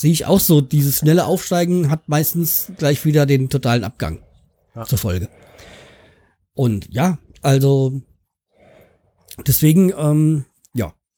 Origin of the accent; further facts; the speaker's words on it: Hanau, Hesse, Germany; Hanau 93, also ähm, mein Heimatverein